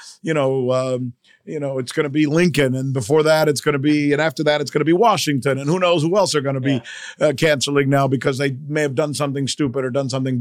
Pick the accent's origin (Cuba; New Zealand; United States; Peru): Cuba; moved away; I'm from Cuba